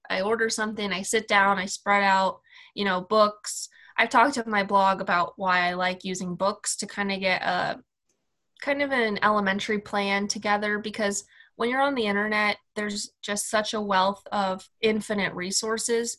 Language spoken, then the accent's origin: English; Kansas City, Missouri, United States; also born or lived in Spain; I'm from the United States, from Kansas City, so right in the center of the US